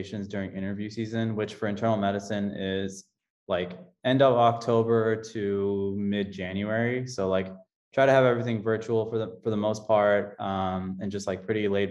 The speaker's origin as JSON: {"language": "English", "town": "Austin", "region": "Texas", "country": "United States", "tie": "born or raised there", "said": "I grew up in Austin, Texas"}